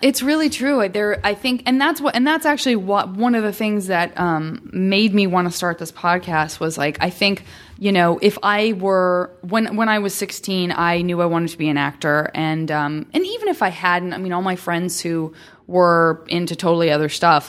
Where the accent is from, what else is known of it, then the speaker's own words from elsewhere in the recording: Tucson, Arizona, United States; I'm from Tucson, Arizona, and it's, again, it's not like a hugely metropolitan city